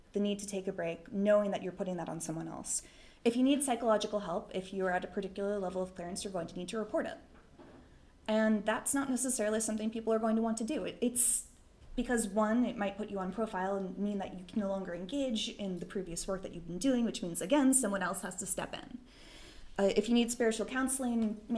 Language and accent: English; Boston, Massachusetts, United States; I'm from Boston, that's what we